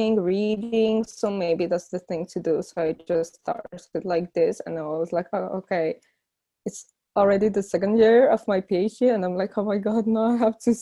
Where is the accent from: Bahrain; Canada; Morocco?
Morocco; moved away as an adult; also born or lived in Warsaw, Poland; now in Paris, France; I grew up in Morocco and then I went for Paris to study architecture.